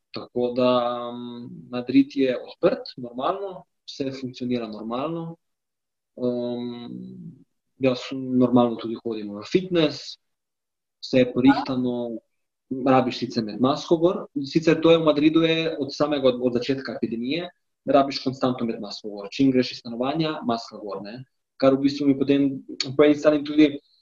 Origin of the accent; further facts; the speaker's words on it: Slovenia; moved away as an adult; now in Spain; sem jaz prišel iz Slovenije